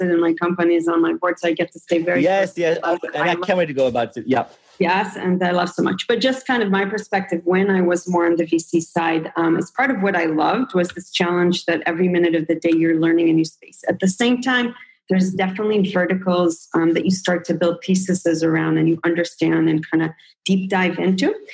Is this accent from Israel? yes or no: yes; Israel; also born or lived in United States; I grew up like in, I'm an in between person. I grew up in Israel and the US.